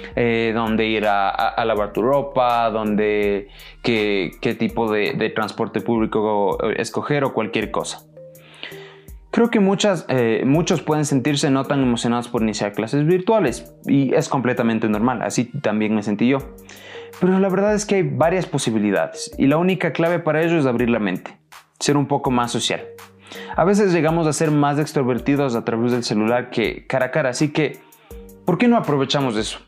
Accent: Ecuador; yo soy de Ecuador

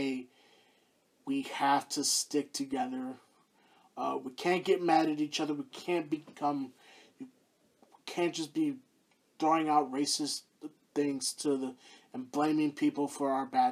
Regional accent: Houston, Texas, United States; the Houston Outlaws, my hometown team

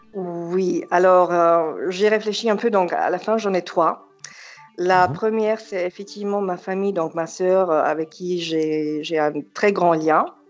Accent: Germany; French is a second language; moved away as an adult; also born or lived in Yugoslavia (Serbia); now in Nice, France; J'ai grandi en Allemagne

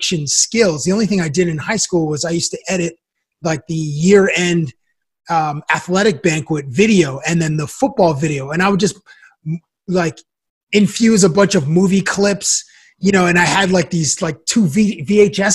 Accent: Toronto, Ontario, Canada; also born or lived in Cambridge, Ontario; I grew up in Toronto, and I lived all over the city. I'd say mostly I lived in the West End before I was 12. And then when I was 12, I moved to a small town outside of Toronto called Cambridge, Ontario

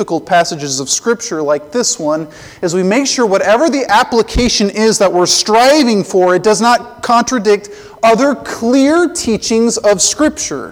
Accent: Colorado, United States; I grew up in Colorado

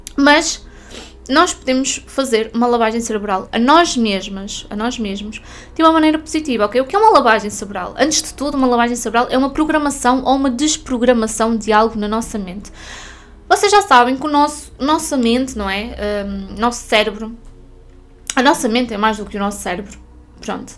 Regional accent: Norte, Portugal; moved away as an adult; now in Portimão, Portugal; fui obrigada a voltar para o norte.

